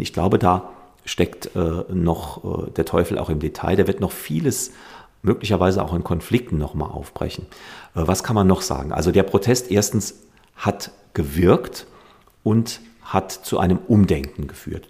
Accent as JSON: {"language": "German", "town": "Mandelbachtal", "region": "Saarland", "country": "Germany", "tie": "born or raised there", "said": "stamme aus dem Bliesgau, äh, aus der Gemeinde Mandelbachtal in Ormesheim, bin dort aufgewachsen"}